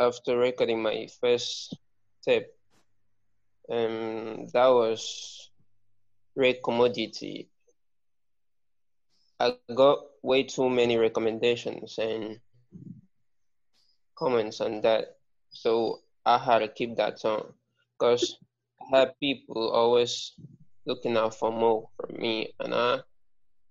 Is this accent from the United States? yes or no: no; Nigeria; first language Ibibio; English is a second language; living as a Nigerian, you have to speak more than two languages or three languages at least